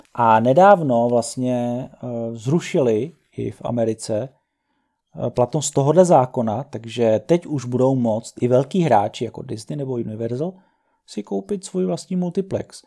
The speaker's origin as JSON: {"language": "Czech", "country": "Czechia", "said": "jako Čech"}